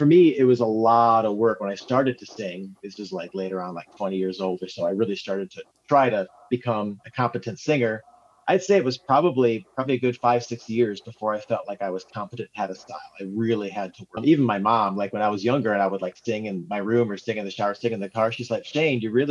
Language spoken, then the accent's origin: English; South Dakota, United States; moved away as an adult; also born or lived in Nashville; I moved back to South Dakota from Nashville, you know, you kind of move back to your home area